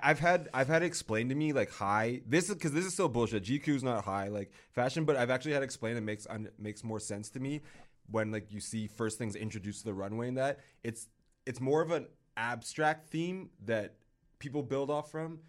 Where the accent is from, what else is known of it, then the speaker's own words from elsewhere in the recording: United States; now in Canada; I'm American, born and partially raised.